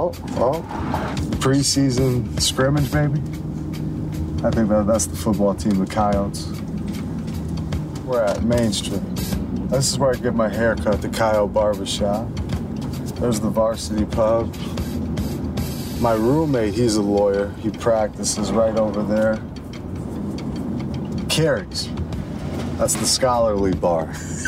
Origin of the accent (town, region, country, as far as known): South Dakota, United States